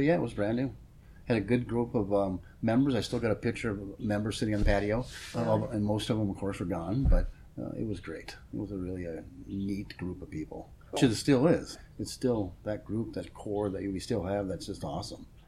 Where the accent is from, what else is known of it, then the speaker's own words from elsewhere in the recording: Minnesota, United States; moved away as an adult; Minnesota, where I came from originally.